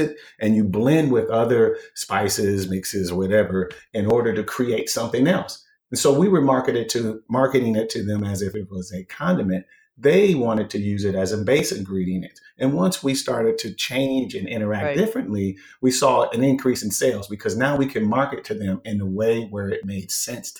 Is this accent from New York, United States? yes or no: no; Minnesota, United States; I was born and raised in Minnesota, which is where spam started